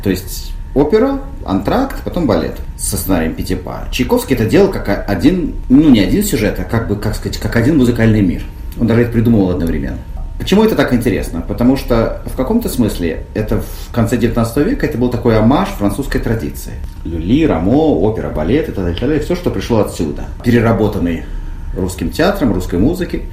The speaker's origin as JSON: {"language": "Russian", "country": "Russia", "said": "я из России"}